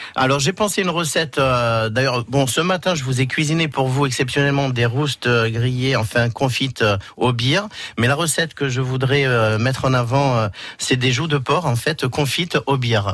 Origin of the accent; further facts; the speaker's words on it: Auvergne-Rhône-Alpes, France; also born or lived in Moulins, France / Paris, France; now in Perpignan, France; mon origine, je suis auvergnat